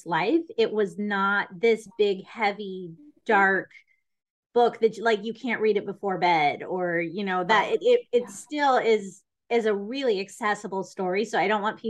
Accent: United States; as having grown up in the United States school system

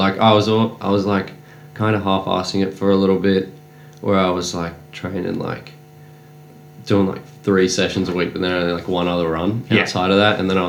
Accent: Ipswich, Queensland, Australia; I'm from Ipswich, just out probably 45 minutes out of Brisbane.

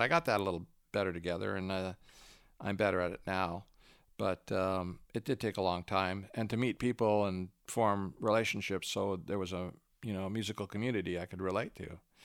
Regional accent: Canada; moved away as an adult; also born or lived in Los Angeles; I was a Canadian until a few years ago

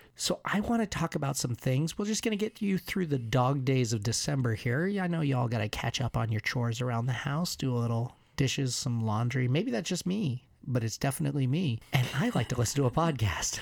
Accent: United States; I'm American

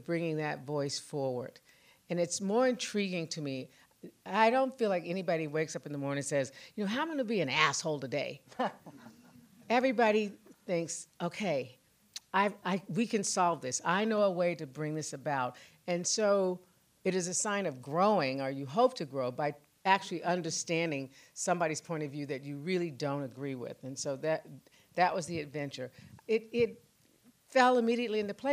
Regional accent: Tulsa, Oklahoma, United States; I was 8 years old growing up in Tulsa

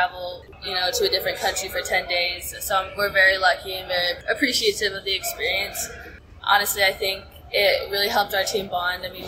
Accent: Dallas, Texas, United States; moved away as an adult; now in Bloomington, United States; I grew up in Dallas, Texas.

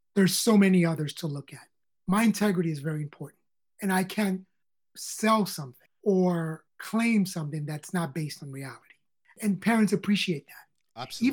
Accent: New York City, New York, United States; I grew up on the Lower East Side of New York

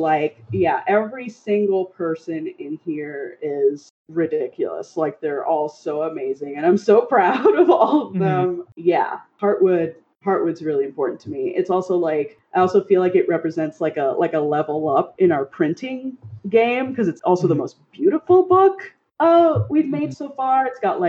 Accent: Miami, Florida, United States; moved away; also born or lived in Pacific Northwest; I grew up in Miami

